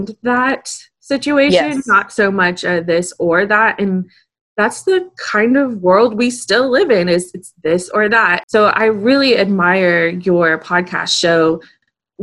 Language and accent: English; Austin, Texas, United States; I'm from Austin